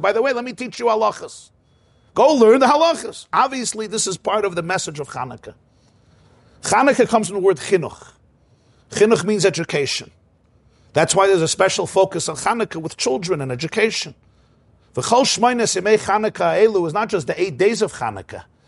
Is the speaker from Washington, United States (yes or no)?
no; New York City, New York, United States; I grew up in Crown Heights